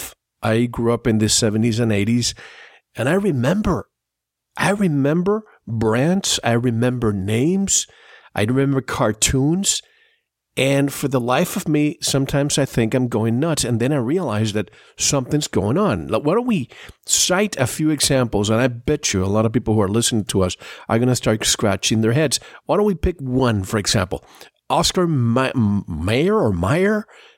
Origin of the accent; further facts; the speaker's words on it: Puerto Rico; Growing up, I grew up in Puerto Rico, a Spanish-speaking country